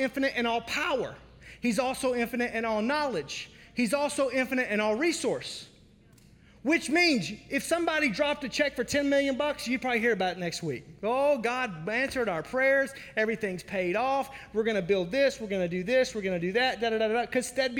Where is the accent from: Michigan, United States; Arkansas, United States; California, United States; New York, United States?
Arkansas, United States; now in Wisconsin, United States; I was raised in Arkansas.